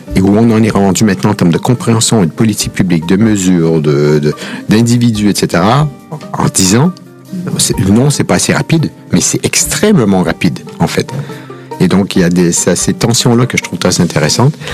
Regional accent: Quebec, Canada; accent: Québécois; now in France; vous avez peut-être remarqué à l'accent que je suis québécois

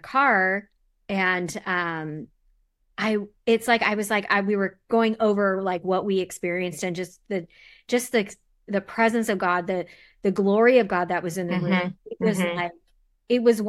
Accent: Southern California, United States; moved away as an adult; also born or lived in Seattle; I grew up in Southern California

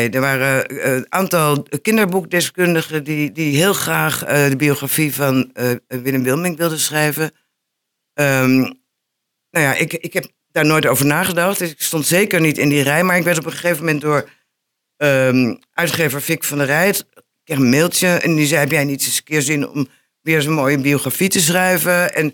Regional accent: Enschede, Overijssel, Netherlands; ik ben een geboren Enschedeër.

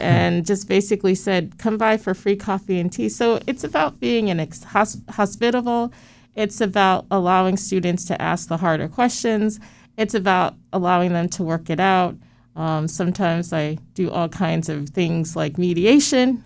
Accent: Stratford, Connecticut, United States; I grew up in Stratford, Connecticut

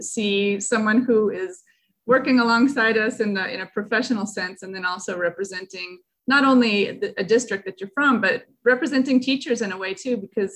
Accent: Raton, New Mexico, United States; my hometown of Raton

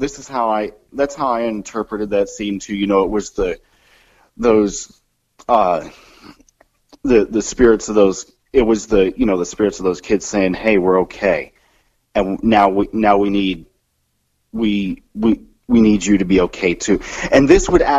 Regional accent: Kansas City, Missouri, United States; moved away; my home area, back to Kansas City, Missouri

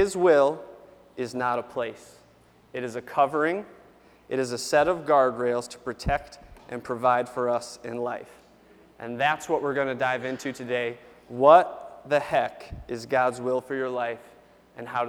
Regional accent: Jamestown, United States; I grew up about 10 miles from here, born in Jamestown, grew up outside of town close to our little airport

